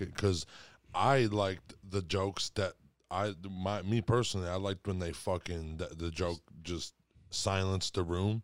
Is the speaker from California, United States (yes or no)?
no; Monroe, Michigan, United States; from Monroe, I'm closer to Toledo